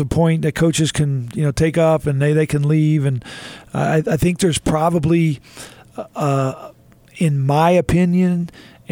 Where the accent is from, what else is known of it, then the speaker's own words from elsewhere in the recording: Houston, Texas, United States; I was a kid growing up in Houston